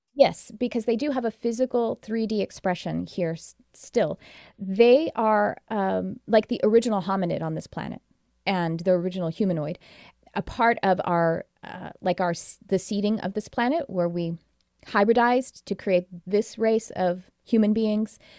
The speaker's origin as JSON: {"language": "English", "country": "United States", "said": "I'm American"}